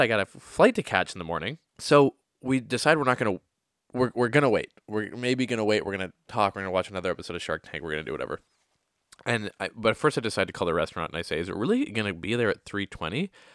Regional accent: Oakville, Ontario, Canada; moved away as an adult; also born or lived in Toronto; now in New York City, United States; Today I am in Oakville, Ontario. Oakville, Ontario is a small town

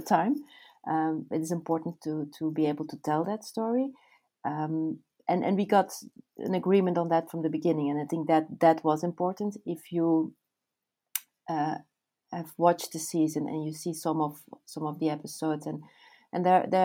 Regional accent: Belgium; I'm born and raised in Belgium

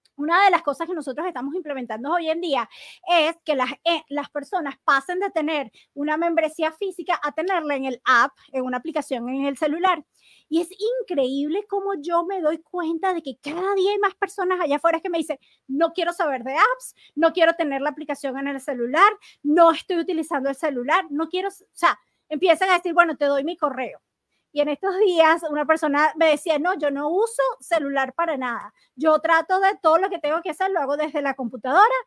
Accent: Venezuela; moved away; cuando yo estaba en Venezuela

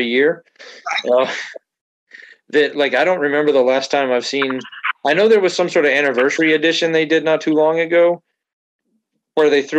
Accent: Atlanta, Georgia, United States; moved away; also born or lived in Wisconsin; growing up in Atlanta, I mean, obviously Georgia Tech was big

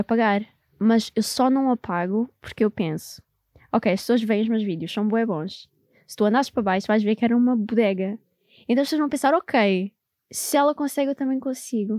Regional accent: Amadora, Lisbon, Portugal; moved away; also born or lived in Angola / Netherlands; eu cresci na Amadora

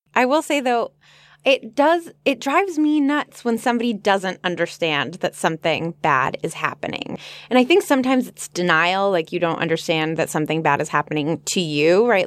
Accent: Los Angeles, California, United States; I'm from Los Angeles, which is the home of the movie industry

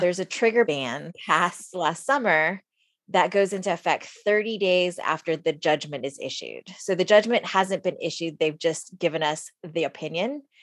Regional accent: San Antonio, Texas, United States; now in Austin, United States; I'm from San Antonio, so I like the Spurs kind of by default

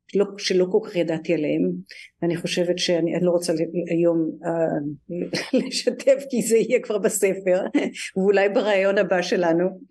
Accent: Tel Aviv, Tel Aviv District, Israel; moved away as an adult; now in New York, United States; אני במקור מתל אביב, מהדר יוסף, שזה שכונה צפונית לתל אביב

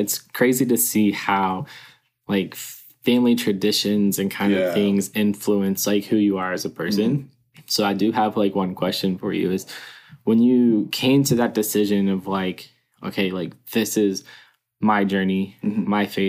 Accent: Covington, Kentucky, United States; growing up in Covington

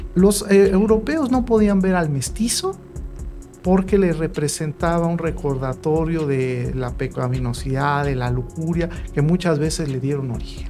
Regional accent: Mexico; lo que nosotros somos, doctor Ramiro, en esencia, como pueblo mexicano

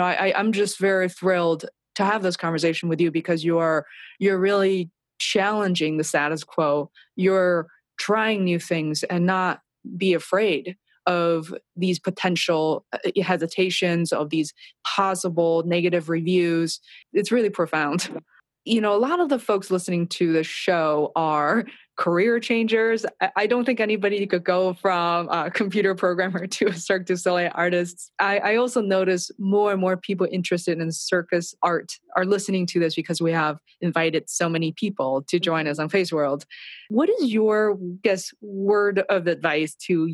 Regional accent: Beijing, China; moved away; I was raised and, you know, I grew up in China and Beijing

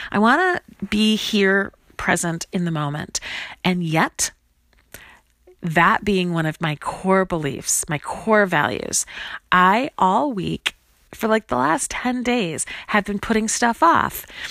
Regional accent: Chicago, Illinois, United States; moved away as an adult; also born or lived in Grinnell, Iowa / Lawrence, Kansas; this is my hometown. I grew up in Chicago, Illinois, went to high school here

